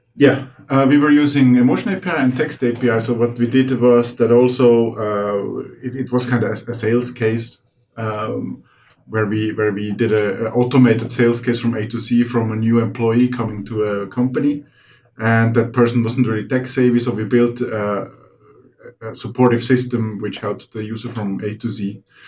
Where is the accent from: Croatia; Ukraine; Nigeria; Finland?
Finland; we're from Finland